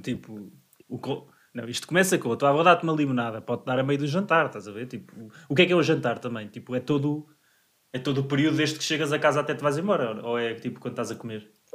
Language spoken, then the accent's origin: Portuguese; Portugal; como bom português que sou